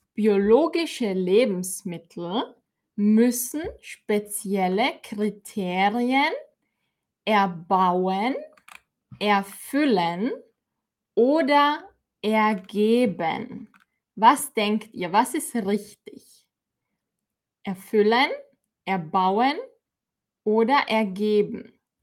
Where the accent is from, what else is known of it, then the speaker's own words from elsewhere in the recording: Austria; bei uns in Österreich